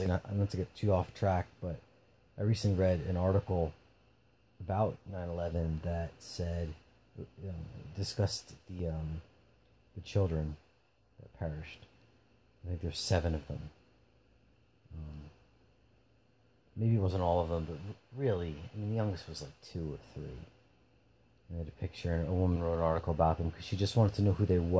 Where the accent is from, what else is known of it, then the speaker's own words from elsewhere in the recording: New Jersey, United States; I'm an East Coaster, Northeastern, you know, New Jersey, from New Jersey